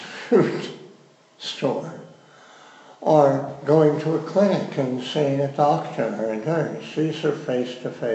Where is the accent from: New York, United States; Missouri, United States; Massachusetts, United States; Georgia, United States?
Missouri, United States; I am from Missouri